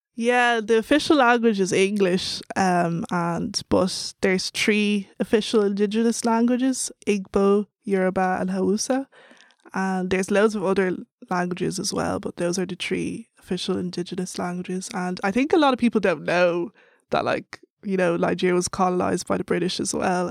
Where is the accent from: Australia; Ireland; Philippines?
Ireland; Dublin, Leinster; accent: Irish; I told her Dublin